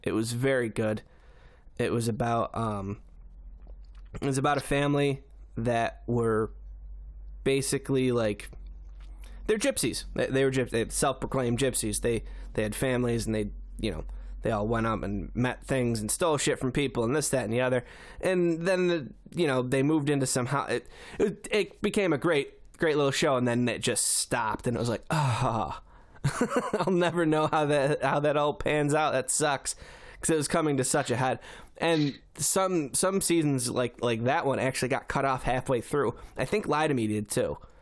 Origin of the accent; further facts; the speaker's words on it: Syracuse, New York, United States; I'm from Syracuse